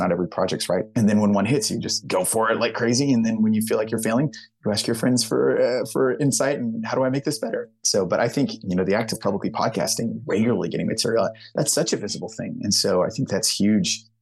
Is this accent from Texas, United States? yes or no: yes; Houston, Texas, United States; I'm from the Houston, Texas area.